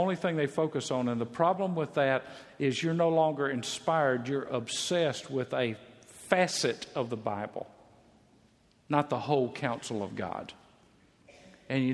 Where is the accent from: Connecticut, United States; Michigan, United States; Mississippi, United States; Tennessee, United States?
Mississippi, United States; moved away; I'm from Mississippi